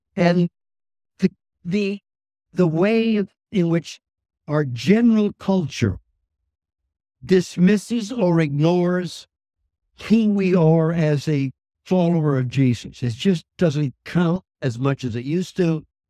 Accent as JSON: {"language": "English", "town": "Saskatoon", "region": "Saskatchewan", "country": "Canada", "tie": "born or raised there", "also_born_or_lived": "Montreal", "moved": "yes", "said": "I was raised in Saskatoon"}